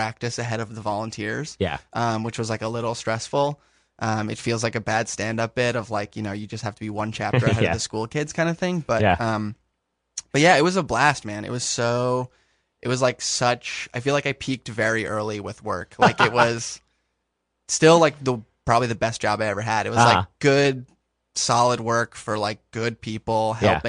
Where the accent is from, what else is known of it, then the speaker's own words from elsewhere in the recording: Westchester, New York, United States; moved away; also born or lived in Manhattan, New York / San Francisco; I was born in Manhattan, and then I grew up north of the city in Westchester